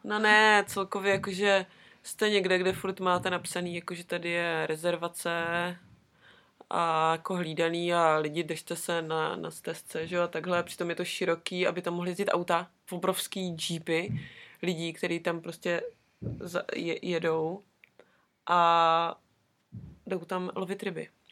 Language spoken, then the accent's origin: Czech; Brno, South Moravian Region, Czechia; now in Wellington, New Zealand; u nás v Brně